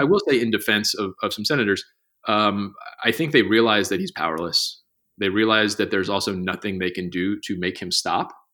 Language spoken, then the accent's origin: English; Johns Creek, Georgia, United States; my hometown is, is called Johns Creek